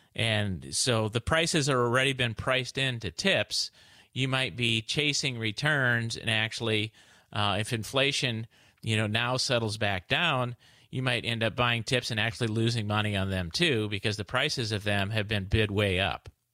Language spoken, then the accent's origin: English; Midwest, United States; I'm from the Midwest